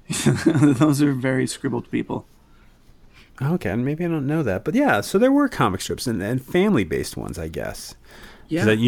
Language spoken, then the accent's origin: English; Connecticut, United States; Uh, yeah, 1993 is when we uh, first got to Emerson. I'm coming from Connecticut.